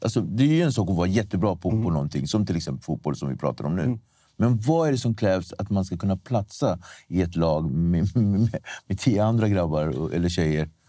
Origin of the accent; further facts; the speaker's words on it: Nacka, Stockholm County, Sweden; jag är uppväxt i Nacka